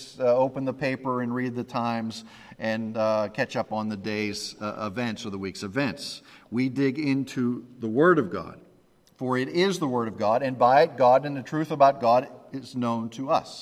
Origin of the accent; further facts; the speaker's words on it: Pennsylvania, United States; I grew up in Pennsylvania